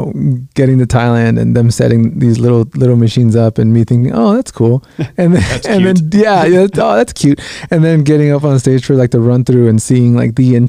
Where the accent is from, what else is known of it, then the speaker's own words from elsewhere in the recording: Guatemala; now in United States; I'm Guatemalan. I was born in Guatemala. My brothers are, but they were born here in the States.